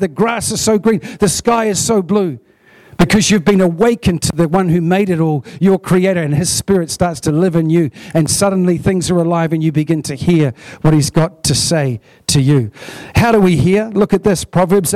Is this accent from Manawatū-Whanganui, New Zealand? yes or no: yes; Hunterville, Manawatū-Whanganui, New Zealand; We come from Dargaville and Hunterville. We're small town, country people